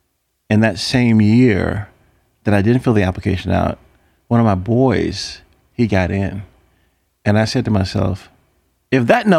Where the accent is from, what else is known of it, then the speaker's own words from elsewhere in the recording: Lynchburg, Virginia, United States; Because Arthur Ashe trained 5 blocks down the street from where I grew up in Lynchburg, Virginia, on Pierce Street.